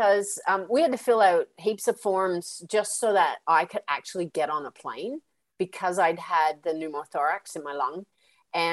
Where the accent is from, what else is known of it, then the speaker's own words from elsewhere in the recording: Canada; moved away as an adult; now in Australia; I'm Canadian too